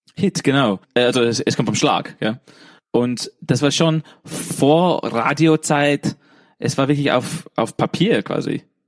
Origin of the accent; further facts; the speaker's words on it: England, United Kingdom; German is a second language; moved away as an adult; now in Vienna, Austria; ich bin Engländer